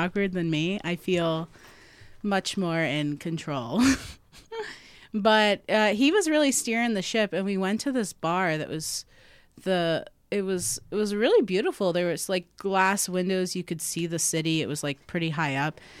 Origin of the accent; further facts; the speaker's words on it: South Florida, United States; now in Chicago, United States; I'm from South Florida